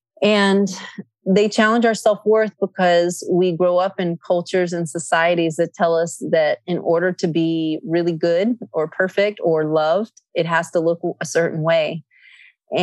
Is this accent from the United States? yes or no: no; Athens, Attica, Greece; English is a second language; I grew up in Greece. I was born in Athens, Greece